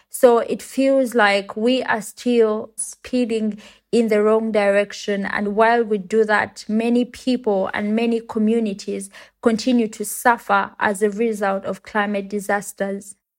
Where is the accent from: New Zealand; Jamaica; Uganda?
Uganda; I come from Uganda and it's a country in Africa